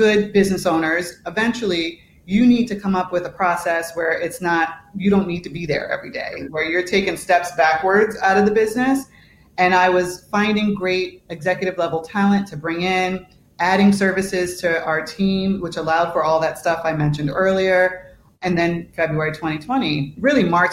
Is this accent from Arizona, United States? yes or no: no; New York, United States; moved away as an adult; now in Chicago, United States; I'm from New York originally. I live in Chicago